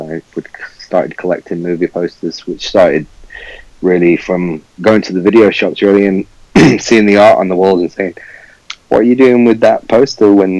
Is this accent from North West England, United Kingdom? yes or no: yes; Manchester, North West England, United Kingdom; moved away; Manchester will always be my home